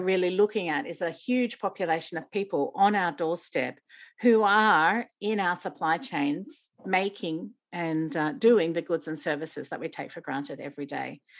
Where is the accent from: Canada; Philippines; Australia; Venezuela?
Australia; I was selected as the Australian World Vision Youth Ambassador